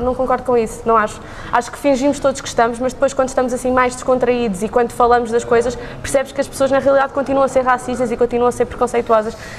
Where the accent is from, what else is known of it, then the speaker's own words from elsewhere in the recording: Leiria, Centro, Portugal; now in Lisbon, Portugal; Eu sou de Leiria